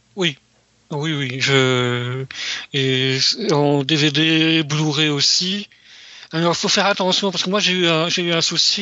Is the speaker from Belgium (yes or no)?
yes; Belgium; Chez nous, en Europe, en Belgique